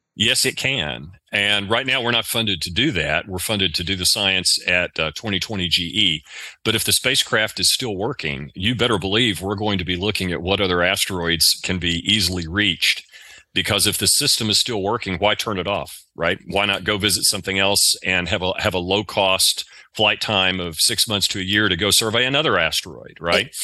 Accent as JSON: {"language": "English", "region": "the South", "country": "United States", "accent": "southern", "said": "my southern accent"}